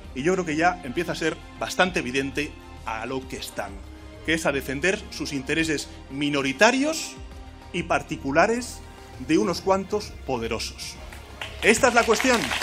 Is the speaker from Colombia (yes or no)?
no; Spain; Somos españoles.